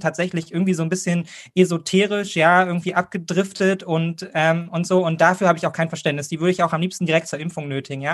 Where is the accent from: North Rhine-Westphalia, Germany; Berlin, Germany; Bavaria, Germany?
Berlin, Germany; als Berliner